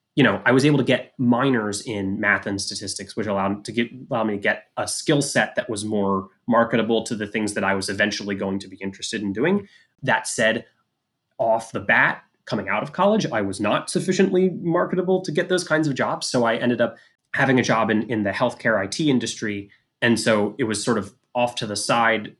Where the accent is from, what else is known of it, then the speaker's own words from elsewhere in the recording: Philadelphia, Pennsylvania, United States; I grew up in the Philadelphia area